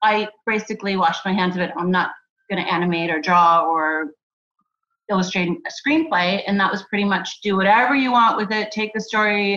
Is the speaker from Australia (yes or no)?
no; Germany; moved away; I'm from Germany. I grew up there